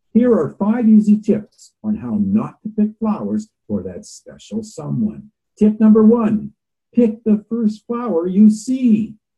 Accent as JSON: {"language": "English", "town": "Nanaimo", "region": "British Columbia", "country": "Canada", "tie": "born or raised there", "moved": "as an adult", "lives_now": "Vancouver, Canada", "said": "I grew up in the Nanaimo, BC, and I left there about uh, 1974 to go to Bible school"}